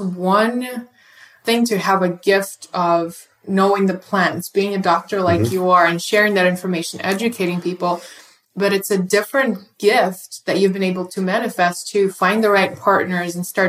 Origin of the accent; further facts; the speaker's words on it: Russia; Russians sees a mushroom and we just want to pick it.